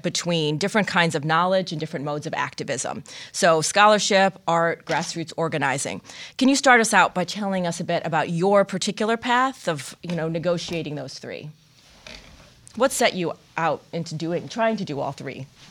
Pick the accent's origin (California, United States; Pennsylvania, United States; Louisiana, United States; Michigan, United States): Michigan, United States; Growing up in Michigan, you would just crossover into Canada.